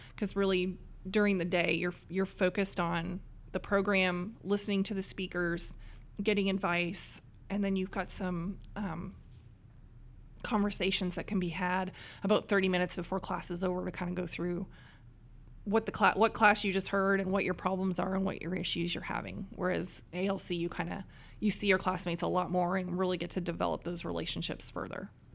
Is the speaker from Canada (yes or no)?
yes; east coast of Canada, Atlantic Canada, Canada; now in Dallas, United States; I come from a little town on the east coast of Canada